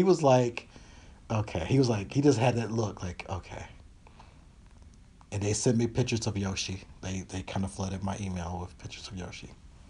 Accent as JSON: {"language": "English", "region": "Tennessee", "country": "United States", "also_born_or_lived": "Kentucky", "said": "because I come from places, I came from Tennessee and Kentucky. A lot of places don't have Target."}